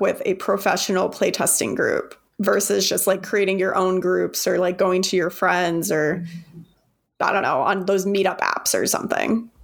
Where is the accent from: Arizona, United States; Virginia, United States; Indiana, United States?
Arizona, United States; I'm from Arizona